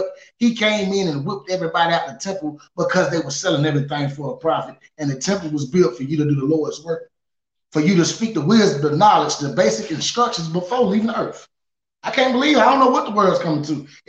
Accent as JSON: {"language": "English", "town": "Charlotte", "region": "North Carolina", "country": "United States", "tie": "born or raised there", "said": "I grew up in Friendship Primitive Baptist Church in Charlotte, North Carolina."}